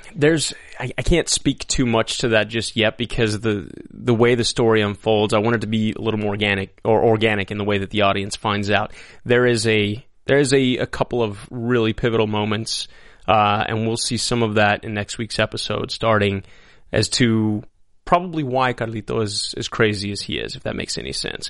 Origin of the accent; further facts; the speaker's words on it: El Paso, Texas, United States; also born or lived in Lubbock, Texas; I grew up in El Paso, Texas